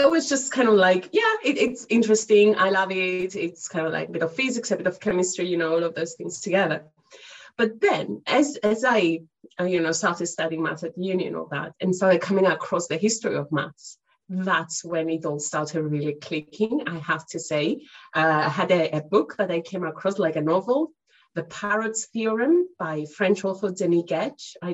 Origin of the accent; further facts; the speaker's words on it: Cyprus; moved away as an adult; now in United Kingdom; as you can uh, hear from my accent, I'm not originally from the UK, but I've been living here for the past good uh, 12 years or so. Originally, I'm from Cyprus